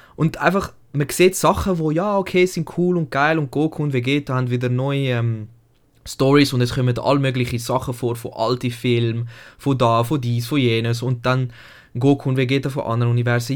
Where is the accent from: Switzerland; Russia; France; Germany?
Switzerland; bei uns in Deutschland, in der Schweiz eigentlich